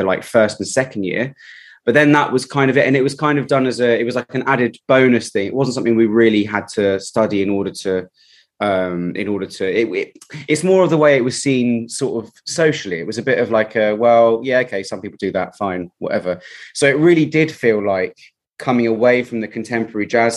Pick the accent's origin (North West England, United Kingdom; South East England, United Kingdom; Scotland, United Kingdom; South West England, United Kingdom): South East England, United Kingdom; Reading; moved away as an adult; now in London, United Kingdom; I'm not from London originally, I'm from Reading